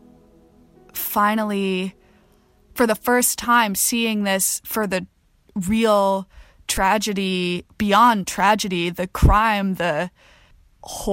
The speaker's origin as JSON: {"language": "English", "region": "North Carolina", "country": "United States", "moved": "as an adult", "lives_now": "Montreal, Canada", "said": "I am a white woman from North Carolina."}